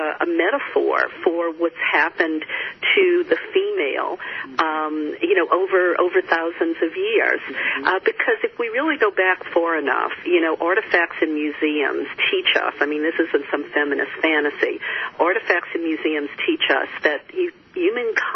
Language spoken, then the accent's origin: English; the Bible Belt, United States; I grew up in the Bible Belt